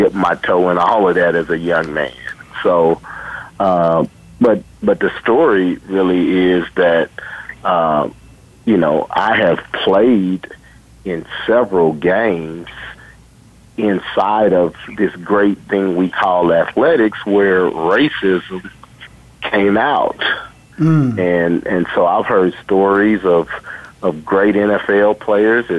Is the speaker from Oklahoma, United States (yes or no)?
yes; Tulsa, Oklahoma, United States; moved away; I grew up in Tulsa, Oklahoma, and I went to college at Wichita State University and Howard